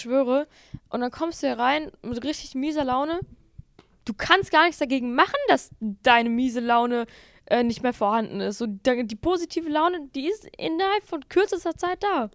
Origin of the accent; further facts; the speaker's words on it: Bottrop, North Rhine-Westphalia, Germany; ich komme aus Bottrop